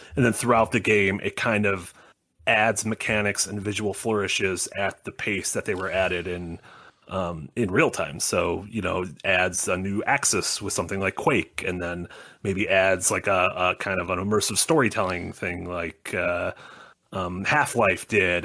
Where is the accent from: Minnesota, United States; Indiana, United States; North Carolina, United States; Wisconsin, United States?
Wisconsin, United States; Sun Prairie; the town I grew up in Wisconsin was the hometown of Georgia O'Keeffe